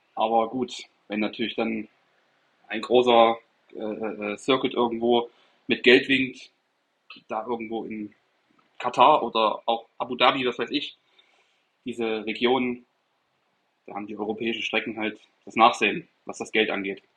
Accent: Erfurt, Thuringia, Germany; moved away as an adult; now in Stuttgart, Germany; ich komme aus Erfurt, äh, Thüringen

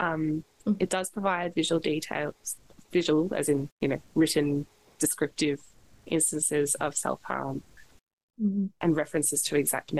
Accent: Australia; being Australian

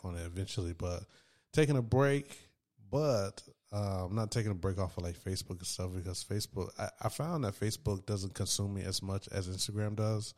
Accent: Raleigh, North Carolina, United States; also born or lived in Durham, North Carolina; I'm from Raleigh, North Carolina

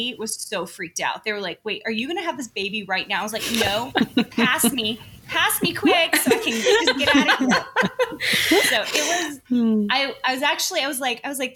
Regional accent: Tennessee, United States; now in Sandy, United States; I was raised in Tennessee, oldest of six kids

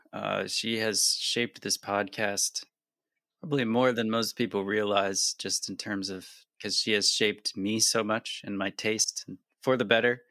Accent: near the Adirondacks, New York, United States; I grew up near the Adirondacks and did a lot of camping

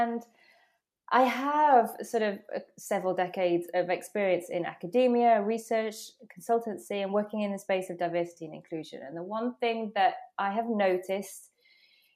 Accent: England, United Kingdom; accent: British; moved away as an adult; now in Netherlands; from being born in England, being British, to now living in the Netherlands

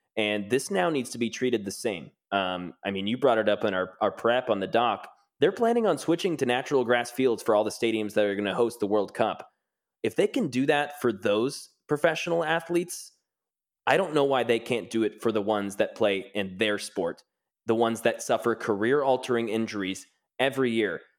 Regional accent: Kansas City, Missouri, United States; born and raised in Kansas City

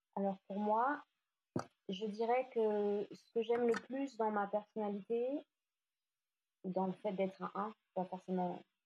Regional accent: Lyon, Auvergne-Rhône-Alpes, France; moved away as an adult; also born or lived in Asia; je suis lyonnaise, même si j'ai vécu quelques années en Asie

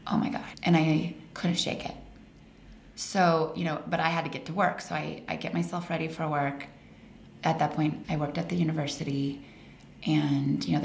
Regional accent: Colorado, United States; moved away as an adult; also born or lived in Arizona; I grew up in Colorado.

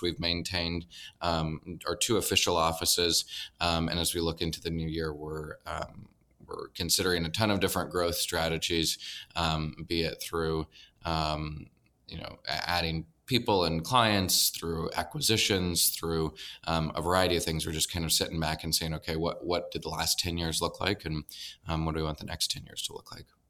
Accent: Nebraska, United States; moved away as an adult; also born or lived in North Carolina

